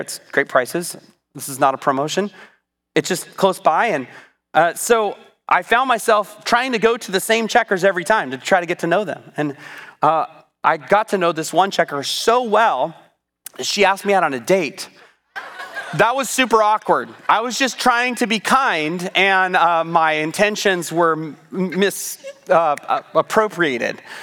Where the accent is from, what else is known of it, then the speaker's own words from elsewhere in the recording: United States; I'm an American